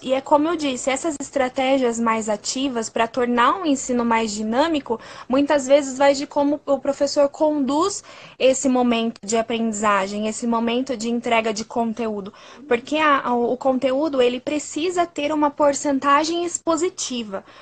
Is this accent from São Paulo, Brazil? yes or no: yes; Sorocaba, São Paulo, Brazil; Eu sou da cidade de Sorocaba, que fica no interior de São Paulo